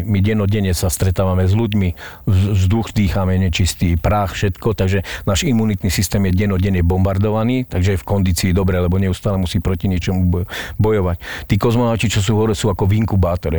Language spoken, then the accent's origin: Slovak; Slovakia; som naozaj zo Slovenska